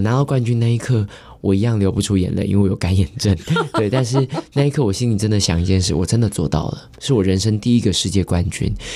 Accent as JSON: {"language": "Chinese", "country": "Taiwan", "said": "I come from Taiwan"}